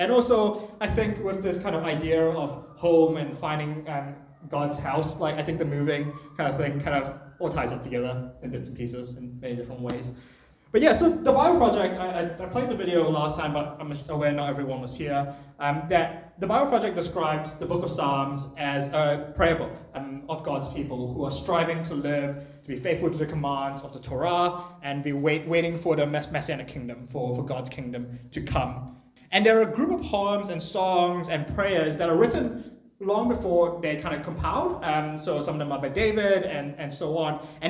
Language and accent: English; New Zealand; also born or lived in Malaysia; I was born in New Zealand, I moved back to Malaysia when I was 3, and then I moved back here when I was 13